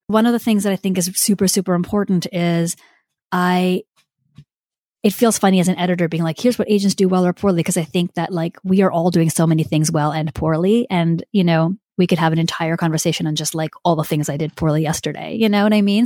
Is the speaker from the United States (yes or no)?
no; India; I'm Indian